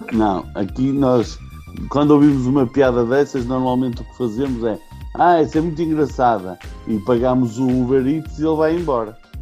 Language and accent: Portuguese; Portugal; em Portugal nós desde há muito tempo consumimos muita cultura brasileira